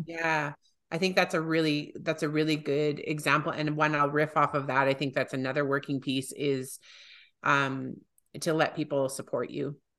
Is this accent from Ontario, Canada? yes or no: no; Calgary, Alberta, Canada; my hometown